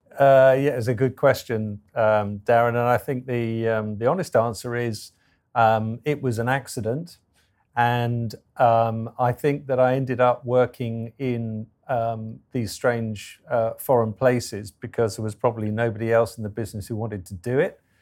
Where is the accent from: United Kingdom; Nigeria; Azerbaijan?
United Kingdom; England; I'm English